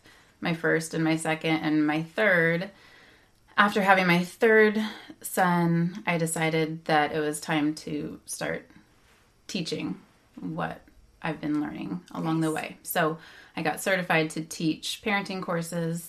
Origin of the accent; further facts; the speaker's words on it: Bay Area, California, United States; I grew up in the Bay Area